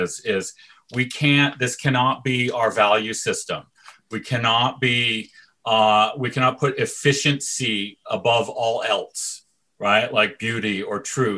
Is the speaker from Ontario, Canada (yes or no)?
yes; Toronto, Ontario, Canada; moved away as an adult; I'm from Toronto